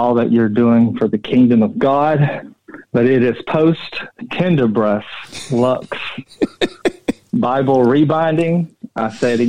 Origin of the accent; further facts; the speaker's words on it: Nashville, Tennessee, United States; I grew up in South Nashville